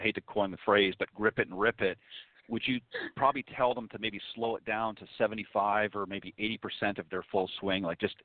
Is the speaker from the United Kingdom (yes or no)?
no; Canada; I'm also from Canada